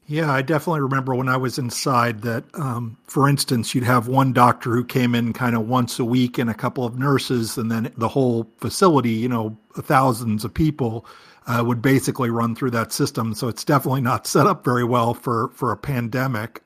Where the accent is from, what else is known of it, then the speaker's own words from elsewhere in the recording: Michigan, United States; In my home state of Michigan